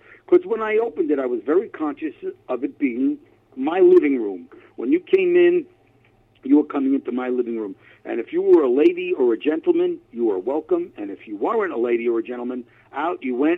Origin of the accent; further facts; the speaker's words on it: New York City, New York, United States; moved away as an adult; also born or lived in Far Rockaway, Queens / Massapequa, Long Island; now in San Francisco Bay Area, United States; Grew up in Manhattan, Lower East Side